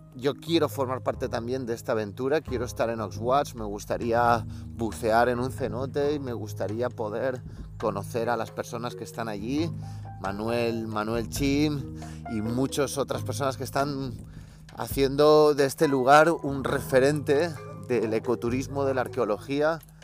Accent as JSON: {"language": "Spanish", "town": "Caracas", "region": "Capital District", "country": "Venezuela", "tie": "born or raised there", "said": "yo nací en Caracas, Venezuela"}